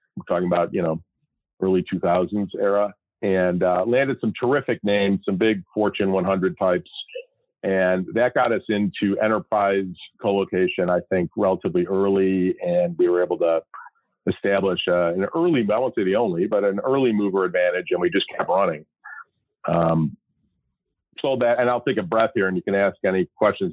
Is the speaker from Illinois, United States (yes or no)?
yes; Chicago, Illinois, United States; moved away as an adult; now in Scottsdale, United States; I grew up, born and raised in Chicago